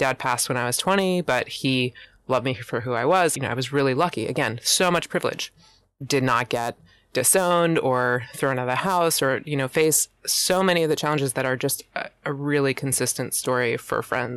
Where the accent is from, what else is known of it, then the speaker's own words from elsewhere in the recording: Pennsylvania, United States; moved away as an adult; now in Oregon, United States; I am born and raised in Pennsylvania and relocated to Oregon at 30.